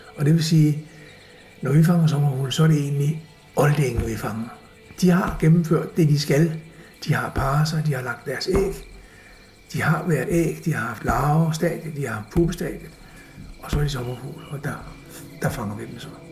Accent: Copenhagen, Capital Region of Denmark, Denmark; Jeg, jeg er født i København, og jeg gik i skole i Vandløse på Kirkebjerg skole

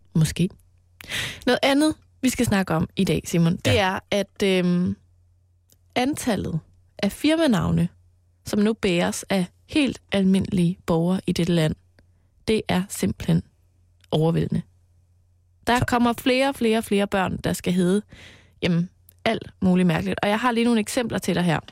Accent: Mols, Central Denmark Region, Denmark; på Mols, hvor jeg voksede op

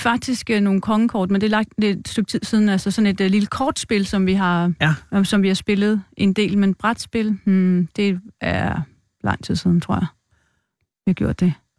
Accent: Viby, Denmark; moved away as an adult; Oprindeligt er jeg fra Midtjylland, Viby, Sjælland

